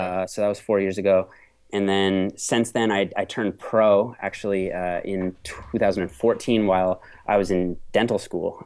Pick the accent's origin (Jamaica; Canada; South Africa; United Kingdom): Canada; I'm a Canadian natural pro bodybuilder